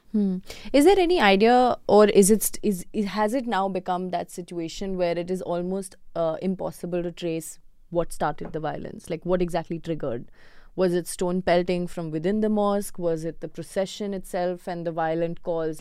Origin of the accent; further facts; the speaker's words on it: Kerala, India; moved away; I'm also from Kerala